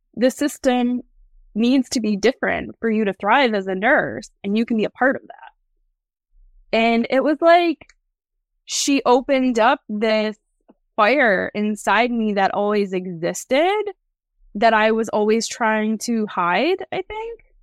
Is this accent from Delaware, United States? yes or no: no; New York, United States; my hometown here in New York